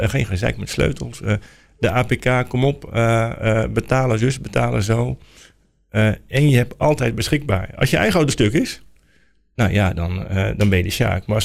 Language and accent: Dutch; Netherlands; we zijn Nederlanders.